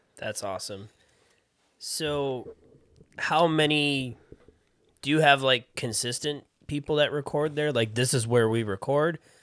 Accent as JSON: {"language": "English", "town": "Rochester", "country": "United States", "tie": "born or raised there", "moved": "yes", "said": "I grew up in a big city. I grew up in Rochester."}